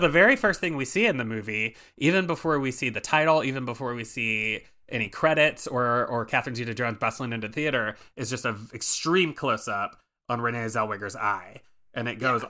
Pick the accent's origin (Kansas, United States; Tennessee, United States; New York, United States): Tennessee, United States; Memphis; now in Chicago, United States; I'm from Memphis